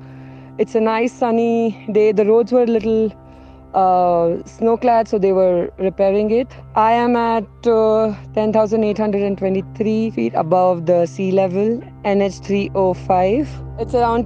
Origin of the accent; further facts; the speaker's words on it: Mumbai, Maharashtra, India; moved away as an adult; now in Bir, India; I'm currently riding in Himachal and I'm living here from last 1 year. I am from Mumbai. I came riding from Mumbai to Himachal and I've been living in Bir from last 11 months.